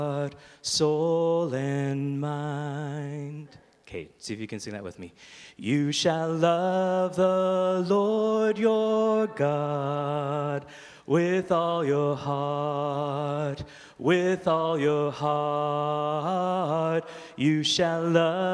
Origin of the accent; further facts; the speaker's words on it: Toronto, Ontario, Canada; now in Stouffville, Canada; I grew up in the East End of Toronto